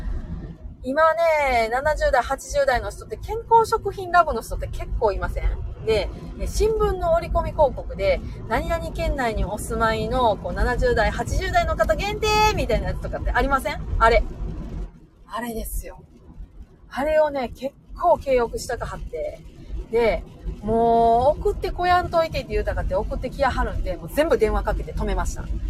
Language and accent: Japanese; Nara, Japan; accent: Kansai-ben; also born or lived in Osaka; 大阪生まれの奈良育ちですから